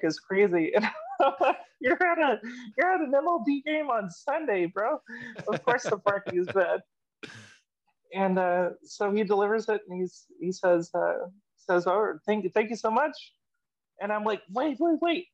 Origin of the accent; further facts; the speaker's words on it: Seattle, Washington, United States; now in Arkansas, United States; I'm from Seattle